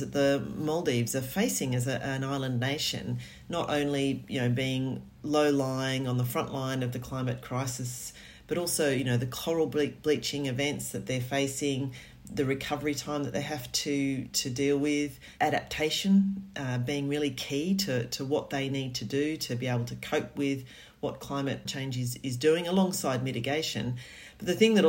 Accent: Australia; now in England, United Kingdom; being Australian, I've worked in coastal land management in Australia

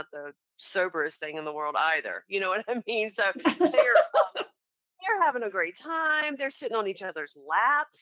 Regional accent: the South, United States; accent: Southern; also born or lived in North Carolina; I turn on my Southern accent a little more

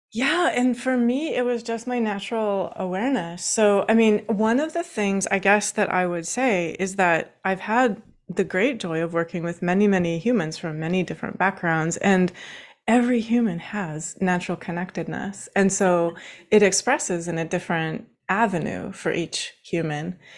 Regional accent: Washington, United States; now in Baltimore, United States; I actually grew up in Washington State. I'm currently sitting in Baltimore, Maryland

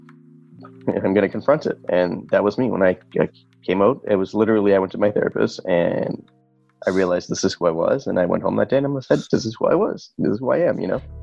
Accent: Toronto, Ontario, Canada; I'm from Rexdale. That's the name of the area

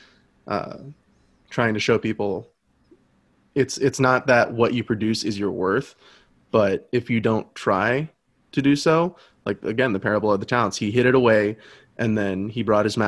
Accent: United States; I believe myself to be a Christian, a man, and an American

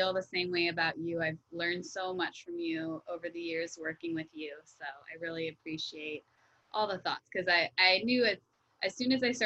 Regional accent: Wellington, Florida, United States; I grew up in Wellington, Florida, which is, you know, a upper middle class area. And I went to public school, K through 12th grade.

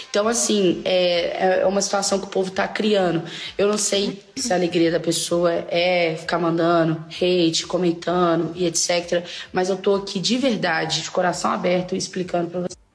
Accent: Belo Horizonte, Minas Gerais, Brazil; moved away as an adult; now in São Paulo, Brazil; para quem não sabe, eu sou de Belo Horizonte, aqui eu tenho meu carro, tenho minha estrutura. Me mudei para São Paulo tem um mês e poucos dias

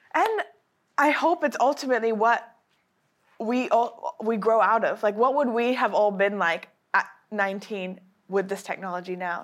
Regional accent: Japan; I was raised in Japan

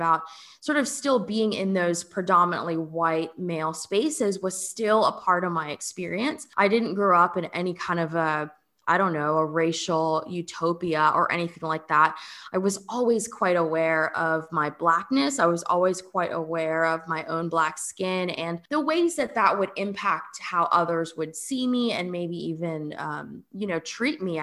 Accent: Fort Lauderdale, Florida, United States; also born or lived in Atlanta / California; now in New Orleans, United States; I grew up in Fort Lauderdale. So actually not very far from where we live now in New Orleans. My parents immigrated here from Jamaica

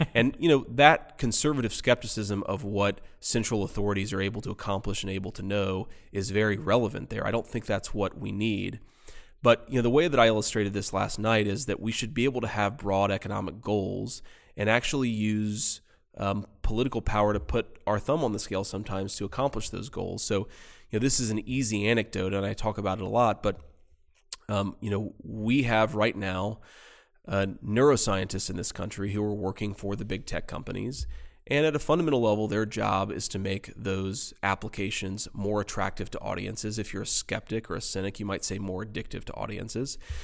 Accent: Middletown, Ohio, United States; my hometown, Middletown, Ohio

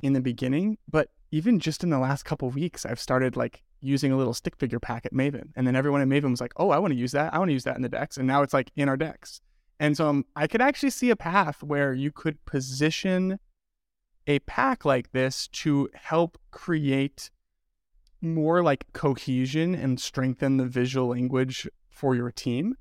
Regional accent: Midwest, United States; also born or lived in Denver; now in Michigan, United States; I am the token Midwesterner

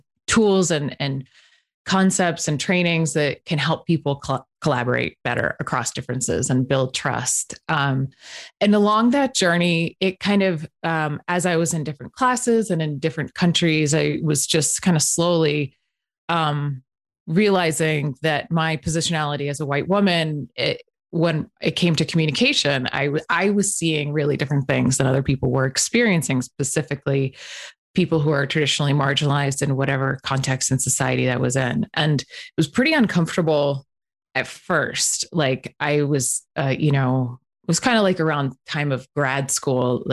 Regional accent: Northeast, United States; moved away; I was raised in the Northeast

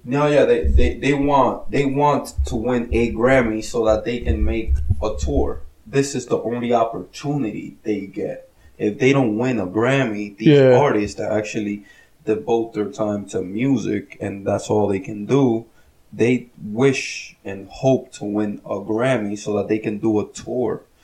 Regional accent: New Jersey, United States; we're from Jersey

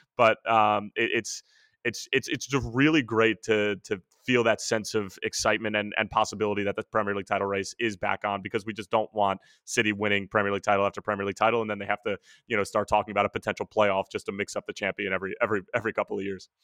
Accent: United States; an American sports fan

